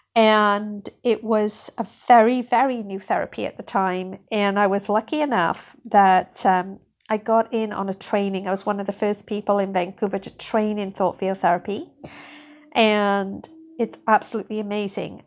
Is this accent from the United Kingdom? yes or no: yes; United Kingdom; moved away as an adult; now in Canada; I grew up in Britain